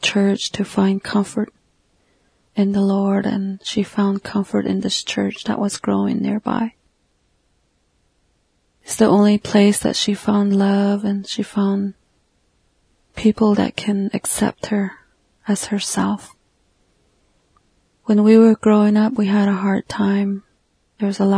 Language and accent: English; Northern Arizona, United States; I'm a Navajo from the Southwest United States in Northern Arizona